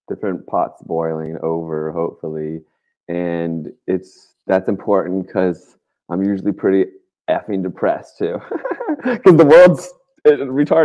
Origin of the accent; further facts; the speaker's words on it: Virginia, United States; moved away as an adult; also born or lived in West Coast; I grew up in Virginia